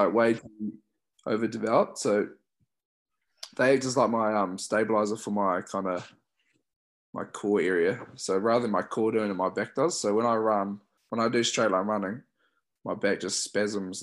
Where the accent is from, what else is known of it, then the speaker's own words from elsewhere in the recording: Christchurch, Canterbury, New Zealand; growing up in Christchurch, watching the Crusaders a lot